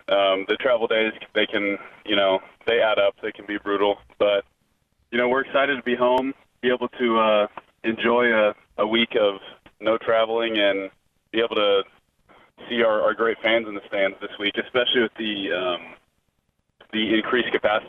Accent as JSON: {"language": "English", "town": "Lincoln", "region": "Nebraska", "country": "United States", "tie": "born or raised there", "said": "because I grew up in Lincoln. I've been a Husker fan my entire life."}